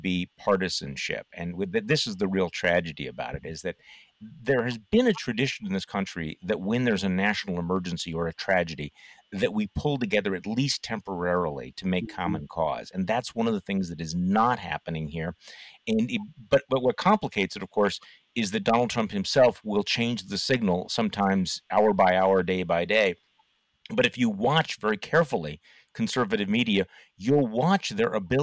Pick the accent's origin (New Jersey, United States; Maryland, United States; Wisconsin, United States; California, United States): Wisconsin, United States; my home state of Wisconsin.